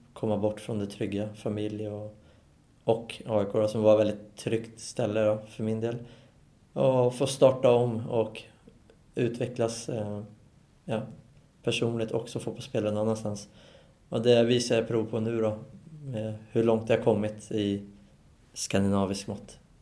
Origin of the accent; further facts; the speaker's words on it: Solna, Stockholm County, Sweden; moved away as an adult; now in Norway; jag är Solna-kille och är uppvuxen och stått i klacken